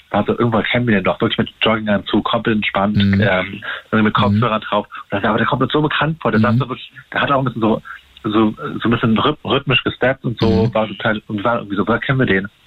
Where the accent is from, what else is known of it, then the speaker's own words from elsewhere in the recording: Berlin, Germany; ich bin in Berlin aufgewachsen